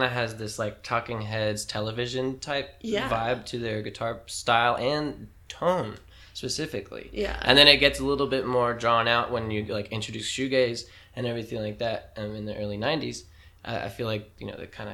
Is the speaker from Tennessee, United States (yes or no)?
yes; Tullahoma, Tennessee, United States; now in Nashville, United States; my hometown buddies from Tullahoma, Tennessee, and we've been friends for almost our whole lives